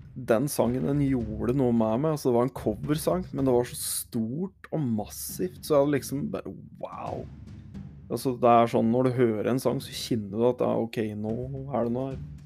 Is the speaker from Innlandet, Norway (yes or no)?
yes; Hedmark, Innlandet, Norway; Og så er jeg hedmarking